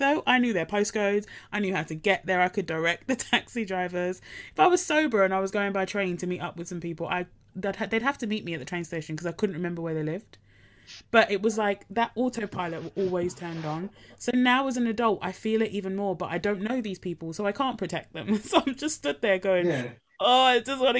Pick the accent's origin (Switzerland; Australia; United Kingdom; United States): United Kingdom; Essex, East of England; I grew up in Essex